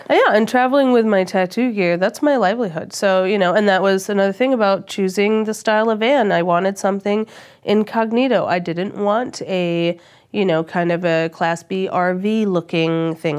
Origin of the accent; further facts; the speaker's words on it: Australia; moved away; I'm Australian